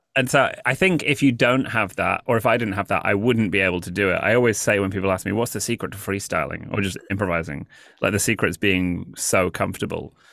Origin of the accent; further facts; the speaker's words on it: United Kingdom; moved away as an adult; also born or lived in Los Angeles; now in New York, United States; I'm British